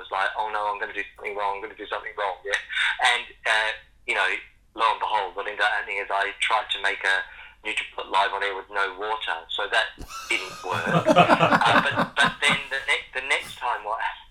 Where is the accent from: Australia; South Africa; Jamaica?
Australia; Western Australia; moved away; also born or lived in Sydney / London; I grew up in Western Australia and I was in nature an awful lot. But then as my life's gone on and I've lived in bigger cities in Sydney